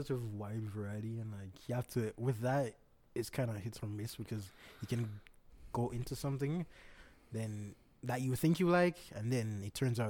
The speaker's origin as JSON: {"language": "English", "country": "Jamaica", "said": "Yes, I'm Jamaican."}